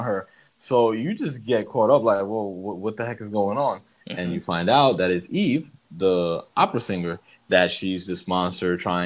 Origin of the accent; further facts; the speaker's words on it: New York City, New York, United States; me being a New Yorker that I am